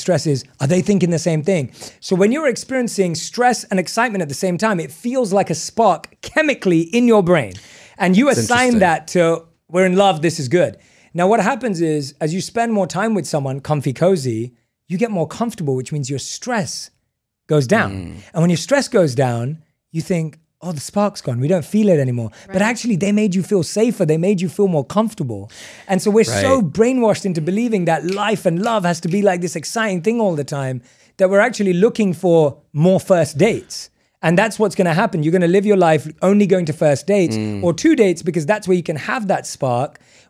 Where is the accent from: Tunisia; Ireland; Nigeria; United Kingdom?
United Kingdom; England; We're not surfers. We were born and raised in England. You don't go surfing in England.